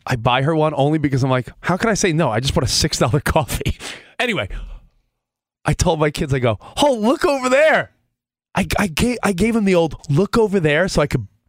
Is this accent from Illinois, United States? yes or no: no; New York, United States; now in Los Angeles, United States; but dad's a New Yorker. I'm a New Yorker.